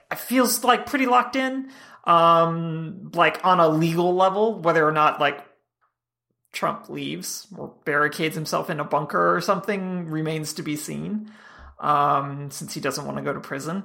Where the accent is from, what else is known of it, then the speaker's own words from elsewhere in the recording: Georgia, United States; I'm from Georgia